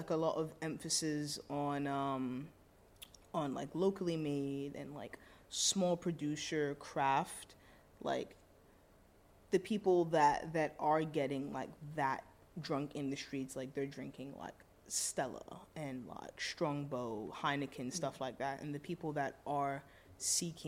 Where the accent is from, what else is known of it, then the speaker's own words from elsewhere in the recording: London, United Kingdom; also born or lived in Brixton; now in New York City, United States; when I'm in London, I go home